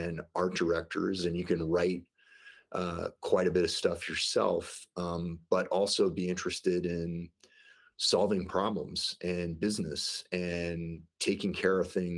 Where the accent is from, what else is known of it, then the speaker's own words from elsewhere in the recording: St. Louis, Missouri, United States; now in Denver, United States; I grew up in the Midwest in St. Louis, Missouri